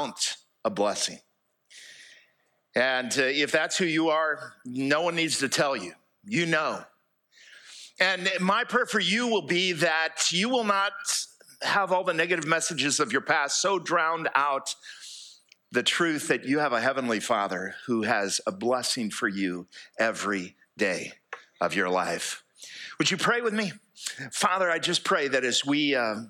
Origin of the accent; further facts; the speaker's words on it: United States; moved away as an adult; also born or lived in Fairhope, Alabama; I grew up here in East Jackson County